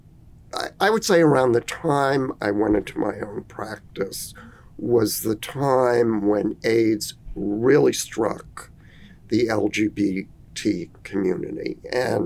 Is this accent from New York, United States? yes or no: yes; New York, United States; I had the advantages of growing up in New York